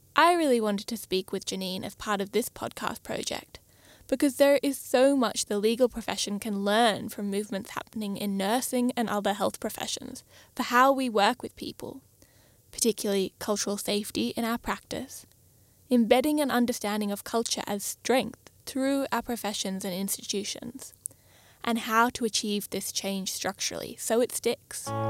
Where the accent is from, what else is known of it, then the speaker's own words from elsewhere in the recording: Wurundjeri country, Victoria, Australia; I grew up on Wurundjeri country